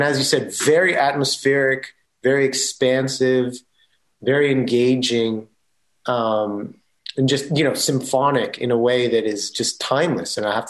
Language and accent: English; United States; I'm American.